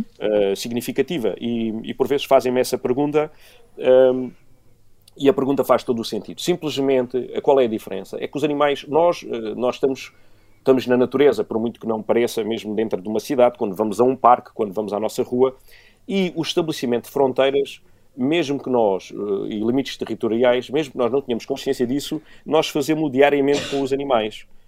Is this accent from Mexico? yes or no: no; Beja, Alentejo, Portugal; eu sou de Beja, venho do, do meio rodeado de, de animais. Eh, eh, em casa sempre tive, desde, desde pombos, cães